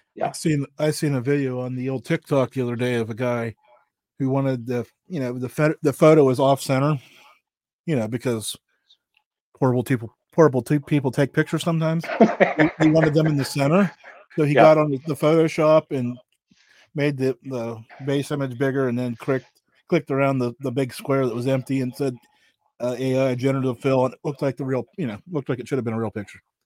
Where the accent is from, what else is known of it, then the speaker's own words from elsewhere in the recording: Pennsylvania, United States; I'm from Pennsylvania